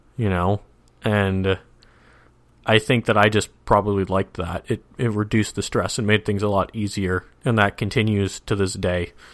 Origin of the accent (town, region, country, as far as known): Minnesota, United States; moved away